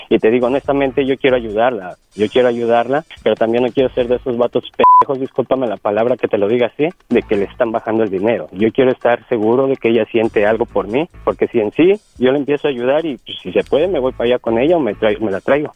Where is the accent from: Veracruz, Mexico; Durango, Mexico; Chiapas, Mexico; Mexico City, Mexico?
Mexico City, Mexico; yo soy del DF, yo soy del Distrito Federal